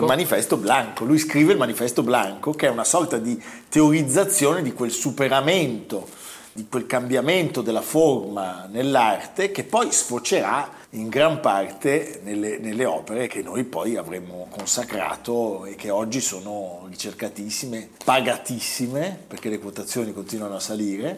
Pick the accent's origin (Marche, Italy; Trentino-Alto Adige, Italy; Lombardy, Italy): Lombardy, Italy; Milan; da milanesi